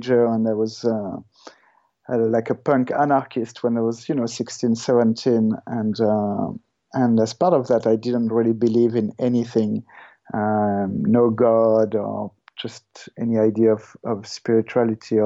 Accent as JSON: {"language": "English", "town": "Paris", "region": "Île-de-France", "country": "France", "tie": "born or raised there", "also_born_or_lived": "Ireland / Australia", "moved": "yes", "lives_now": "Perth, Canada", "said": "I grew up in France, in Paris"}